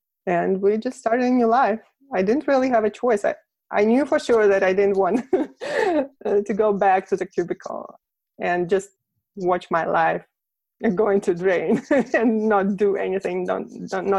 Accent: Moscow, Russia; first language Russian; English is a second language; moved away as an adult; now in United States; I'm from Russia, Moscow

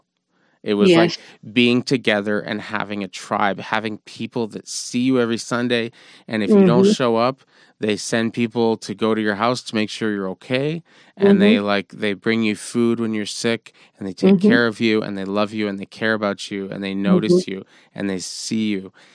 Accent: Montreal, Quebec, Canada; I grew up with here in Montreal

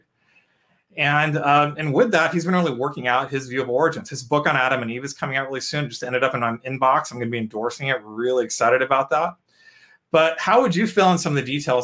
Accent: India; I'm an Indian.

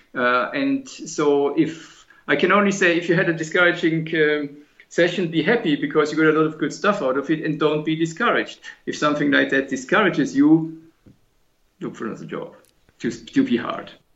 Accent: Germany; moved away as an adult; also born or lived in Britain; I always wanted to come back to Germany, which is my home country

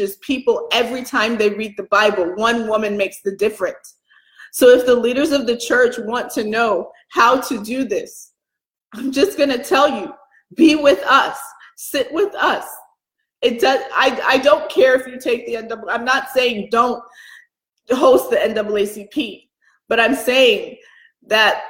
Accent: Atlanta, Georgia, United States; moved away; also born or lived in Chicago; I grew up in Atlanta, I've lived in Chicago

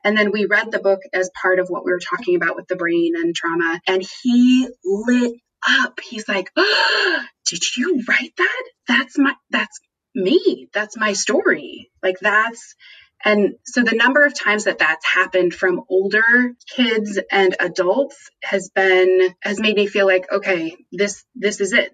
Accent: United States; as white people growing up in the United States

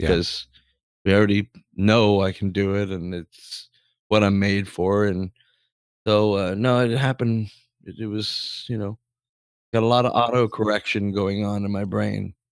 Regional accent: Canada; I'm forty-seven and I'm Canadian for my whole life

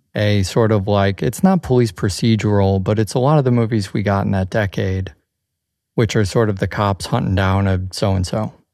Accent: Chicago, Illinois, United States; growing up in Chicago

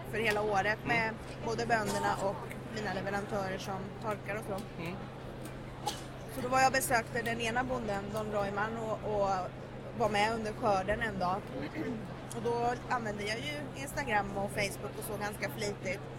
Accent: Sweden; jag är ju född och uppvuxen i Sverige men min pappa har bott i Colombia sedan jag var sex år gammal så jag har ju varit mycket där.

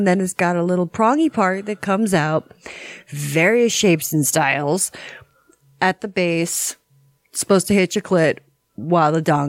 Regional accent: Florida, United States

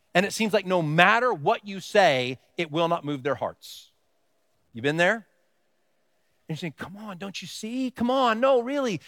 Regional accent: Texas, United States; now in Pennsylvania, United States; I grew up in Texas

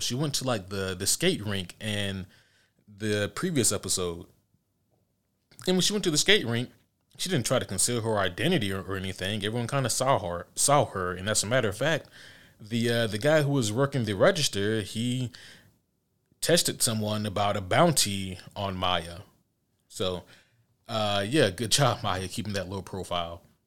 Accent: Georgia, United States; I'm from Georgia

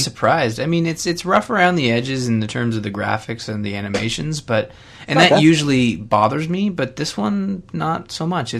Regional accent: Canada; I am Canadian

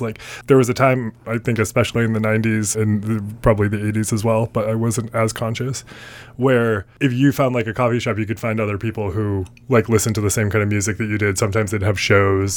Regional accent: Maine, United States; I can't remember if it's a hard R or not, but that's how I said it because I'm from Maine.

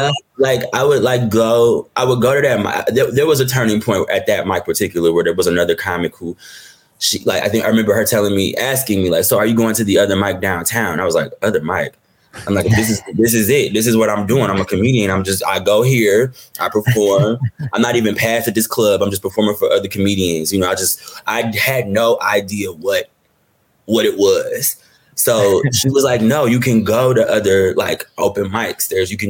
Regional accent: Detroit, Michigan, United States; I'm from Detroit. So entertainment isn't necessarily a career path that is said.

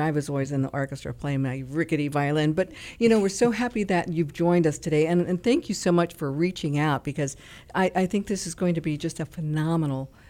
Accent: Tacoma, Washington, United States; moved away as an adult; also born or lived in New York; I grew up in Tacoma, Washington

